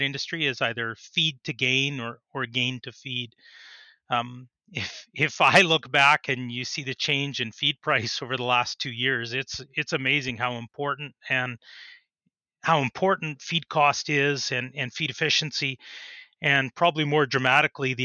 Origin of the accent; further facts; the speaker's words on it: Saskatoon, Saskatchewan, Canada; also born or lived in Edmonton, Alberta; I grew up in the Saskatoon area.